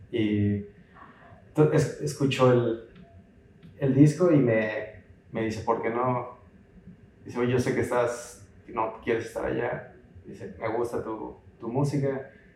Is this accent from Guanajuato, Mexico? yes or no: no; Guadalajara, Jalisco, Mexico; moved away as an adult; now in Vancouver, Canada; Yo soy de Guadalajara, mi familia es de Guadalajara, mis mejores amigos son de Guadalajara